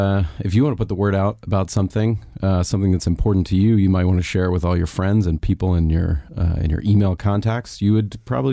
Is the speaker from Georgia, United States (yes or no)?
yes; Atlanta, Georgia, United States; I grew up in Atlanta.